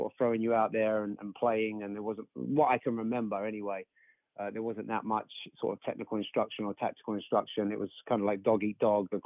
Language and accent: English; England, United Kingdom; moved away as an adult; now in Pensacola, United States